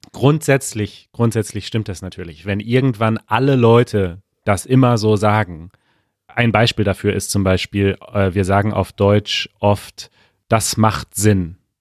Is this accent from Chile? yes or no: yes; Chile; ich komme aus Chile, Südamerika